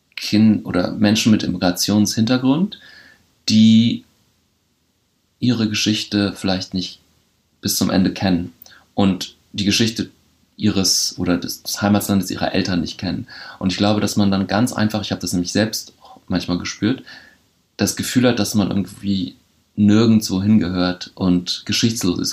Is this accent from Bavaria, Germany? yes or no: no; Bremen, Germany; moved away; ich bin in Horn aufgewachsen, an der Grenze mit Oberneuland